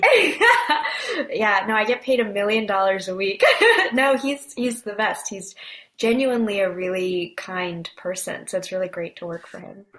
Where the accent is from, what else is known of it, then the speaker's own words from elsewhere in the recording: Bay Area, Northern California, United States; moved away as an adult; also born or lived in Korea; now in Brooklyn, United States; Born and raised in the Bay Area